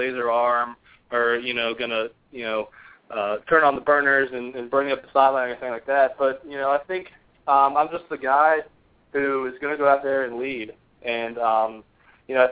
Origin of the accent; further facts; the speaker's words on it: Virginia, United States; I'm from Virginia